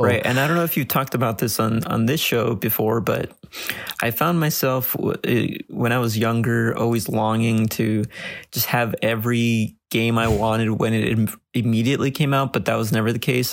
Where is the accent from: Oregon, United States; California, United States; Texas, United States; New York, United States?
California, United States; Los Angeles; I'm born and raised in Los Angeles.